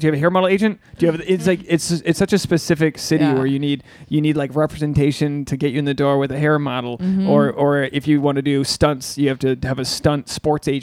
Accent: Rhode Island, United States; I'm from Rhode Island

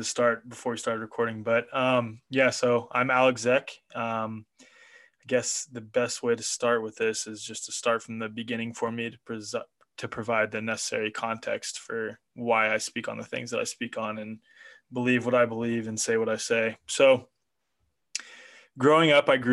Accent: Kansas City, United States; moved away; also born or lived in New York; I grew up in Kansas City

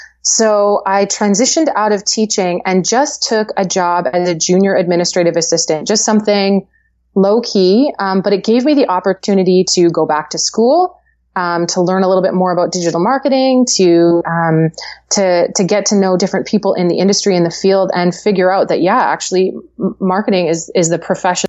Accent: Langley, British Columbia, Canada; I live in Langley, BC. Yeah, I actually born and raised in Langley.

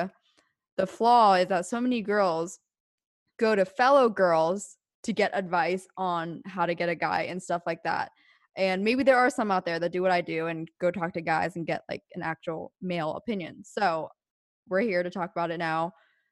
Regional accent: Pennsylvania, United States

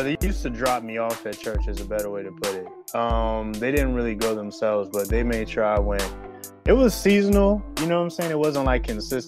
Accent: California, United States; now in Philadelphia, United States; I'm originally from California

